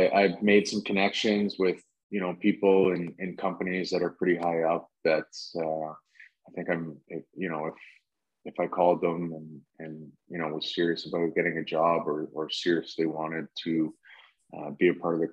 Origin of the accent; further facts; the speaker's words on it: Stratford, Ontario, Canada; Growing up in Stratford, I used to work out in London